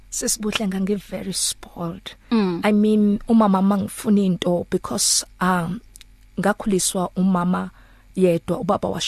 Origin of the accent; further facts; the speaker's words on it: Soweto, Gauteng, South Africa; ngikhulele Soweto nje ngazalelwe Soweto